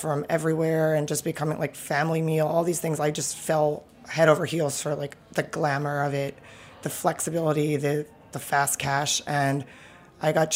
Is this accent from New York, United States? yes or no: yes; New York City, New York, United States; also born or lived in Brooklyn; I'm born and raised in Manhattan. I have lived in Brooklyn for the last 5 years